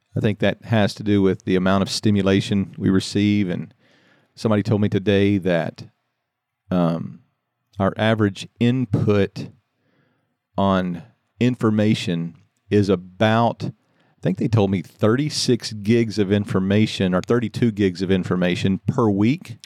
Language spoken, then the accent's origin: English; Louisiana, United States; I grew up in Louisiana